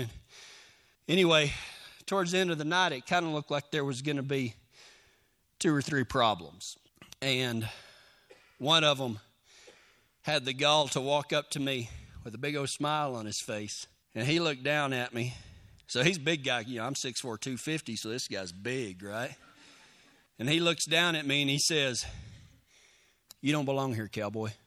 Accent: Texas, United States; I'm from Texas

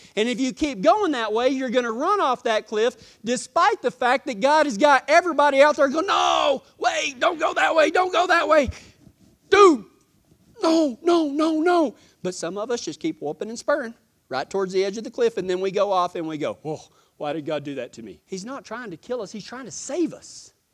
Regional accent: Texas, United States; accent: Texas; my Texas accent

